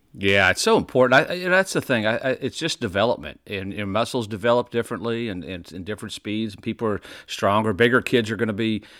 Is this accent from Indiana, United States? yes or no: yes; Indiana, United States; Growing up in Indiana, I was close to IU, Purdue, Ball State was all there